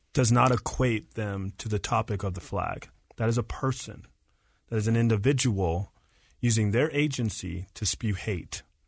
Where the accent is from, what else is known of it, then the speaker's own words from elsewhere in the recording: Marietta, Georgia, United States; now in Utah, United States; I grew up in Marietta, Georgia